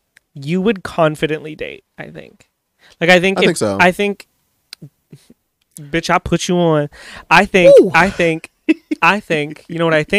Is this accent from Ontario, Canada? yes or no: yes; Amherstburg, Ontario, Canada; I'm from Amherstburg. Hello, we don't have those.